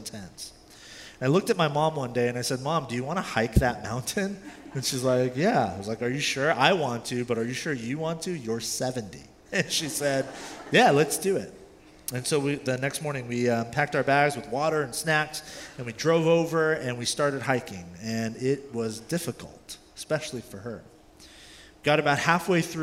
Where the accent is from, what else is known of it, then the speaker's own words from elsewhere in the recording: California, United States; also born or lived in South Korea; I was born in South Korea at the time. My mother packed our bag. She had about $40 cash in her wallet. Her sister, who lived in California, paid for a ticket for her and I, and we moved to California when I was about 4